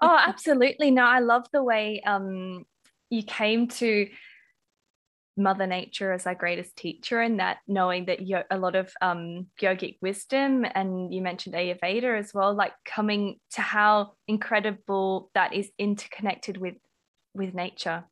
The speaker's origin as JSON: {"language": "English", "country": "Australia", "accent": "Australian", "said": "my Australian accent"}